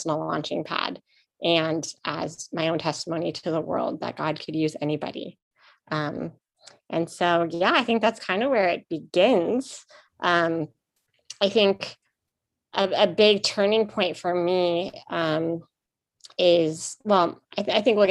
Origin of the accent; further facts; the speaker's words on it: West Coast, United States; also born or lived in Arizona; now in Nashville, United States; I grew up on the West Coast, but now I live in Nashville, Tennessee.